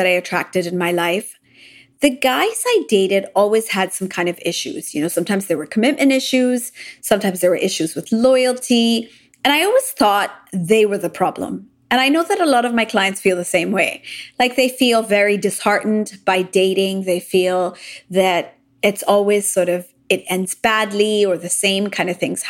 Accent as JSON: {"language": "English", "country": "Japan", "tie": "born or raised there", "also_born_or_lived": "United States / London / Dubai", "moved": "yes", "said": "I grew up in Japan. I lived in the US for a while in London, and I also lived in Dubai after"}